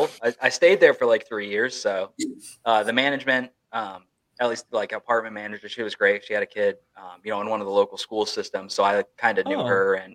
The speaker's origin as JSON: {"language": "English", "region": "Maine", "country": "United States", "tie": "born or raised there", "said": "I'm from Maine"}